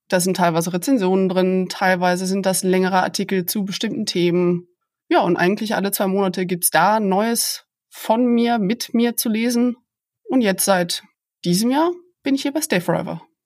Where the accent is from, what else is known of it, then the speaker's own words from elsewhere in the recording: Aachen, North Rhine-Westphalia, Germany; moved away as an adult; also born or lived in Maastricht, Netherlands / Leiden, Netherlands / Giessen, Germany; now in Bonn, Germany; Ich bin Öscher Mädche, also ich komme aus Aachen, bin also durch und durch Rheinländerin